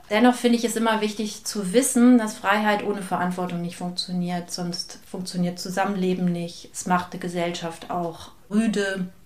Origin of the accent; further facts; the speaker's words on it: Rhineland, Germany; Ich bin gebürtige Rheinländerin, wie meine Mutter sagen würde, mit oberschlesischen Wurzeln.